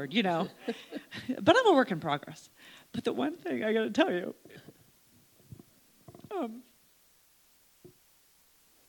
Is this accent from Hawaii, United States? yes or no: no; Slippery Rock, Pennsylvania, United States; I'm from Slippery Rock